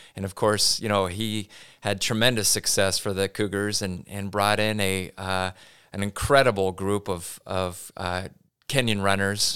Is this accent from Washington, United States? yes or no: yes; Pullman, Washington, United States; now in Spokane, United States; I'm a Pullman kid, born and raised